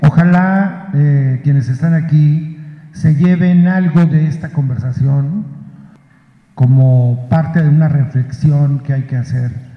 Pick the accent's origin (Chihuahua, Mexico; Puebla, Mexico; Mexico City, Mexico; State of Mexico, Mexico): Puebla, Mexico; Huauchinango; en Huachinango, mi pueblo